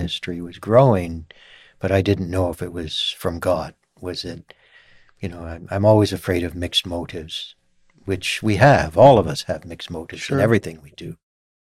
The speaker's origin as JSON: {"language": "English", "region": "northwestern New York State", "country": "United States", "tie": "born or raised there", "also_born_or_lived": "Scotland", "said": "my undergraduate work was in my home state area of northwestern New York State"}